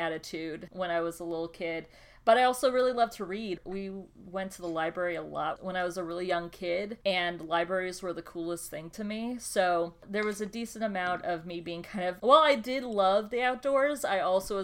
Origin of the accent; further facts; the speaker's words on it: Brownsburg, Indiana, United States; moved away as an adult; also born or lived in Wisconsin / Lake Zurich, Illinois; now in Chicago, United States; I spent my childhood through third grade in Lake Zurich, Illinois. And then we moved to Brownsburg, Indiana. And I lived 20 years almost to the day in Indiana before moving to Chicago.